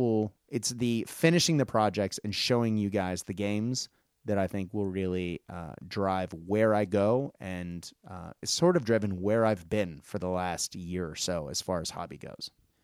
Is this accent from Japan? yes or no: yes; Japan; when I grew up in Japan, Gundam was everything, you know, everywhere, and there isn't a Gundam game.